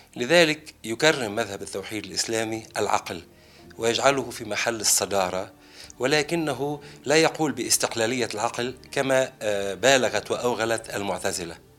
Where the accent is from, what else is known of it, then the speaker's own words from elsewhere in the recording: Lebanon; في بلدنا لبنان